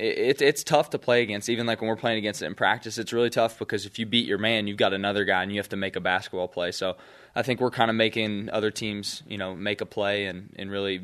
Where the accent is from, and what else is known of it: West Virginia, United States; born or raised there; moved away